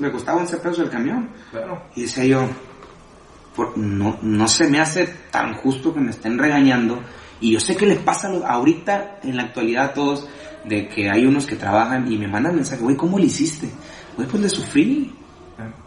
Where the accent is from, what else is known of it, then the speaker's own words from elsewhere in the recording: Tijuana, Baja California, Mexico; also born or lived in Culiacán, Sinaloa; me considero tijuanense, porque llegué desde chico, desde los, desde siete años estaba yo aquí.